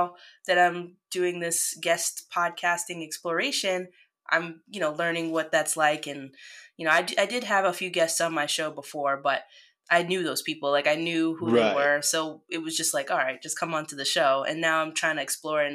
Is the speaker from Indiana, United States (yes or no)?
no; New York City, New York, United States; also born or lived in Northern Connecticut; now in Connecticut, United States; I'm originally from New York, Brooklyn, New York